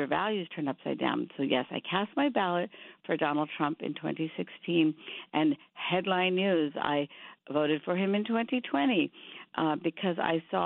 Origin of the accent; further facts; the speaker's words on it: India; now in United States; I grew up in India, but half my family moved to Pakistan being Muslim.